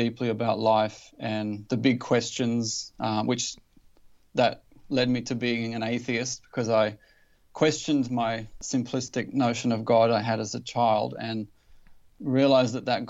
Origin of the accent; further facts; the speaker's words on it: Newcastle, New South Wales, Australia; I grew up in Newcastle in Australia